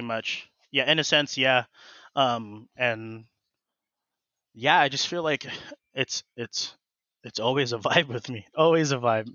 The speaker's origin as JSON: {"language": "English", "town": "Colton", "region": "California", "country": "United States", "tie": "born or raised there", "also_born_or_lived": "Fontana, California / Grand Terrace, California / Riverside, California", "said": "born and raised in the Inland Empire. Um, yeah, I, uh, was born in, um, f, like Fontana, and then I stayed in Colton, um, all throughout high school"}